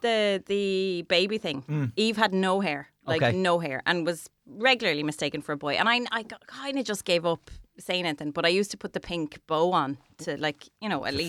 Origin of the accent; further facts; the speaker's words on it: County Wexford, Ireland; Johnstown Castle in County Wexford, in my hometown